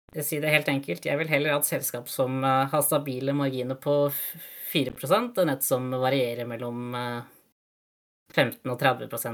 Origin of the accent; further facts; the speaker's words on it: Norway; moved away as an adult; also born or lived in Tallinn, Estonia; now in Denmark; være nordmann i, i Danmark